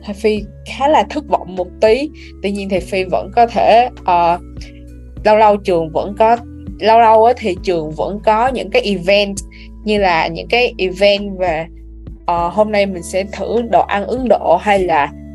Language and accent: Vietnamese; Vietnam; now in United States